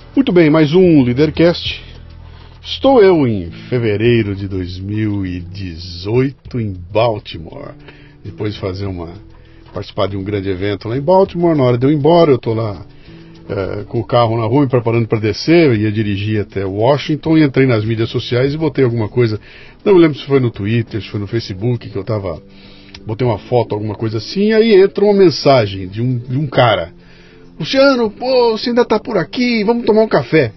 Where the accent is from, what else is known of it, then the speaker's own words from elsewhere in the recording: Bauru, São Paulo, Brazil; moved away; Eu sou de Bauru